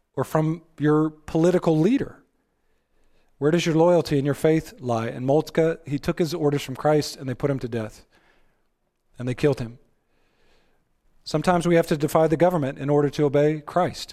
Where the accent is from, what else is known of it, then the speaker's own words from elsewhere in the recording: Texas, United States; I'm from Texas